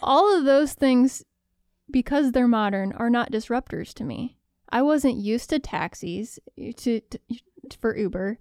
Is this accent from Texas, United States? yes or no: no; Michigan, United States; I'm from Michigan